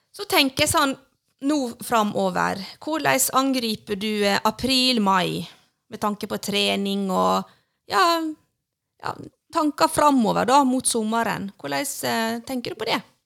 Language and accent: Norwegian; Sandane, Vestland, Norway; hjemme på Sandane, der jeg er ifra